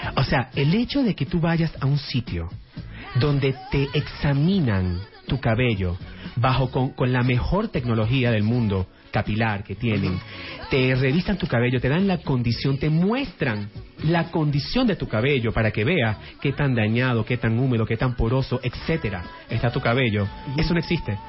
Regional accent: Venezuela; moved away as an adult; now in Miami, United States; llegaron mi mamá estando embarazada de mí a Venezuela, ahí ya crecí y ya hace 15 años me mudé a Miami.

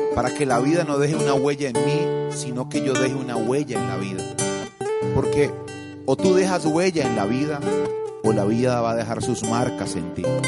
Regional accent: Colombia; en mi país, en Colombia

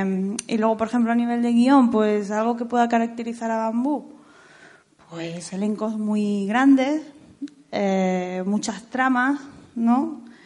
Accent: Andalusia, Spain; now in Madrid, Spain; que soy andaluza

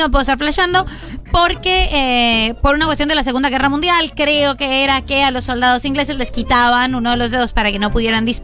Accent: Bolivia; Soy de Bolivia.

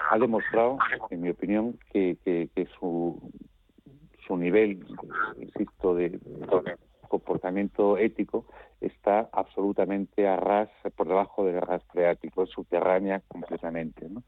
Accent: Spain; lo que más me importa a mí como español

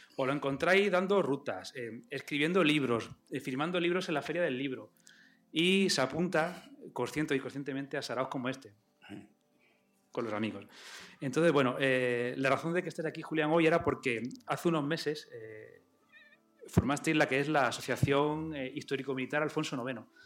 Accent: Badajoz, Extremadura, Spain; de aquí de Badajoz somos bastante combativos

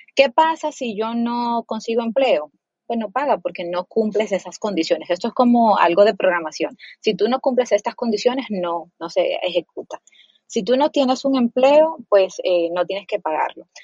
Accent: Dominican Republic; moved away; also born or lived in Mexico / Colombia; yo soy dominicana

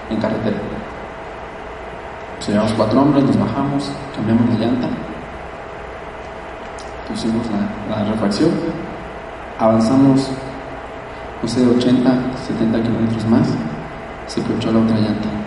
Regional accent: Mexico; ver tu país allá al frente y decir, yo vengo de México. Yo soy de esa gente que se estira y que paga el precio para tener sus sueños.

